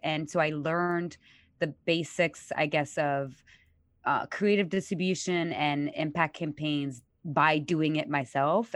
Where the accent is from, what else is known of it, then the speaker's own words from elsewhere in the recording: Paris, Île-de-France, France; moved away; I'm born and raised in Paris